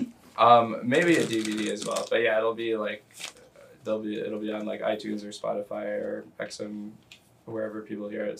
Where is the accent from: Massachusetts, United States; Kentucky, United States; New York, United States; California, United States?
Kentucky, United States; Louisville; moved away as an adult; also born or lived in Pittsburgh, Pennsylvania / Beloit, Wisconsin; I am from Louisville, Kentucky originally. Born in Ooh. Pittsburgh, but grew up Louisville, Kentucky